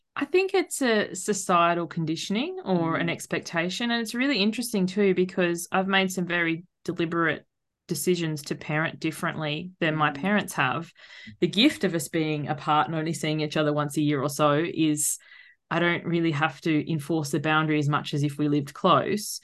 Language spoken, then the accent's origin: English; Tasmania, Australia; moved away as an adult; So we're actually originally from Tasmania, which is the tiny island